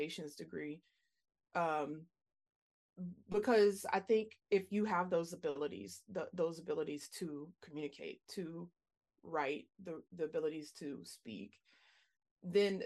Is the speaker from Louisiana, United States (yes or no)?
yes; Louisiana, United States; moved away; I'm from Louisiana originally